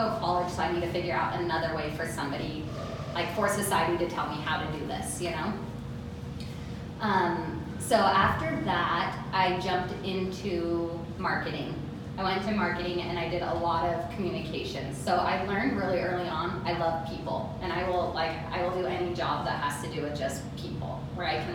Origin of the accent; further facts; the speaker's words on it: Draper, Utah, United States; also born or lived in Sandy; Okay, so I grew up in Draper. So I grew up like around the corner over here. And we moved around a lot, but we stayed in like Draper and Sandy area all through high school